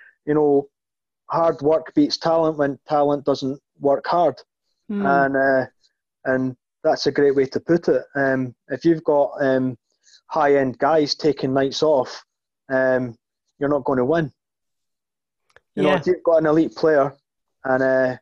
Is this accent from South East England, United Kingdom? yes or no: no; Scotland, United Kingdom; despite being Scottish